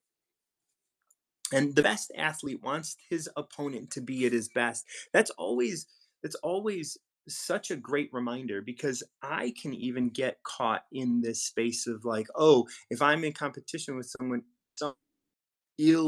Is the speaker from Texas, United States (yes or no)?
no; Chicago, Illinois, United States; I was born and raised in Chicago